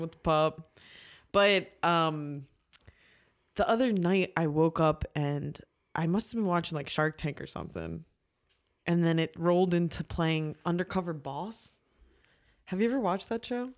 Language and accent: English; New Jersey, United States; moved away; also born or lived in Philadelphia; I'm from Jersey